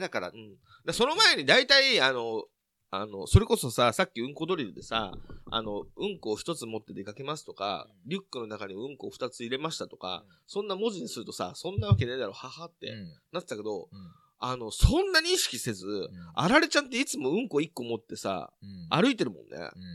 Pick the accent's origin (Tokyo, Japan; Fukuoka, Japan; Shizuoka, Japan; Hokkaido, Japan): Tokyo, Japan; near Nakano; その中野ってところも僕の実家から近いっていうこともあり